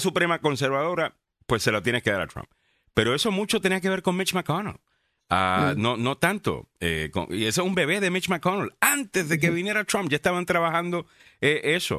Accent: Puerto Rico; tú también eres puertorriqueño, igual, igual que yo

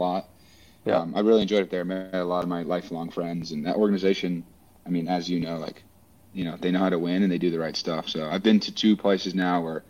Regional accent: West Coast, United States; moved away as an adult; also born or lived in Midwest / New Orleans; now in Philadelphia, United States; I'm from the West Coast

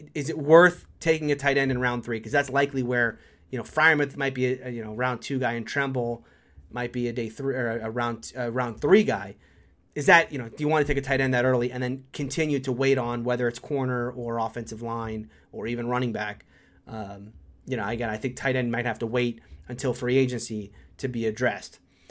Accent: Florida, United States; I'm from Florida

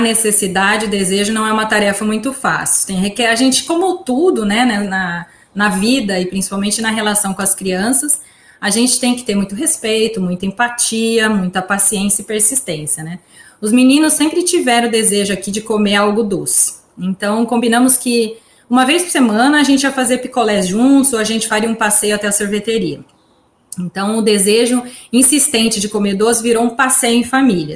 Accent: São Carlos, São Paulo, Brazil; moved away as an adult; now in United States; originalmente eu sou de São Carlos

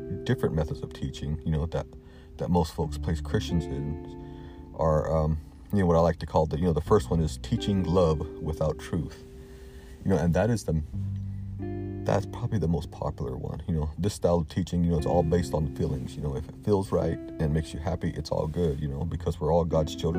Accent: the South, United States; Growing up in the South, I've been to many of the old, fire and brimstone type sermons

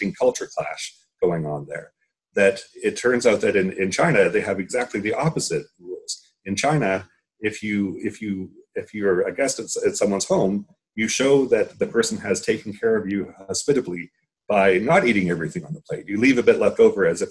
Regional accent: Canada; now in New Jersey, United States; I'm a Canadian now living in the States

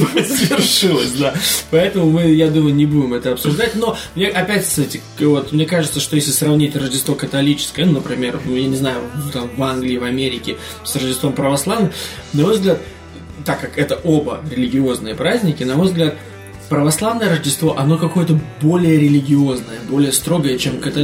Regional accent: Riga, Latvia; Из моего родного города, из Риги

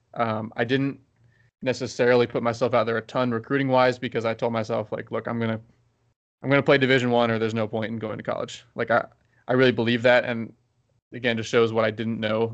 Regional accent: Baltimore, Maryland, United States; I'm from Baltimore

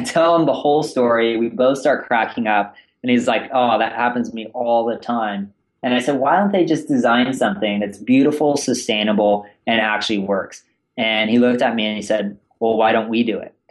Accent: Northern California, United States; also born or lived in East Coast; born and raised in Northern California

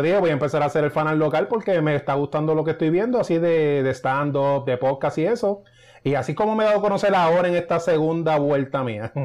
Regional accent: Río Grande, Puerto Rico; now in Cupey, Puerto Rico; yo soy de Río Grande. Ahora mismo estoy viviendo en Cupey.

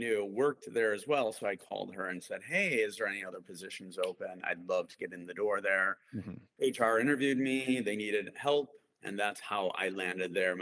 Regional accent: Skokie, Illinois, United States; I grew up in Skokie, Illinois.

